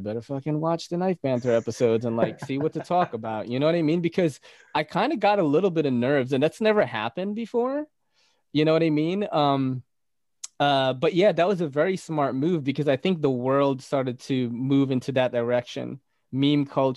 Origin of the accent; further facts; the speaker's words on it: New York City, New York, United States; also born or lived in Philippines; I'm from New York City.